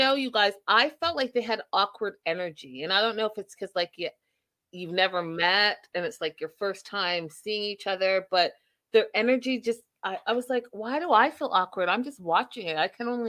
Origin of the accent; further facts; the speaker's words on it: Canada; I'm from Canada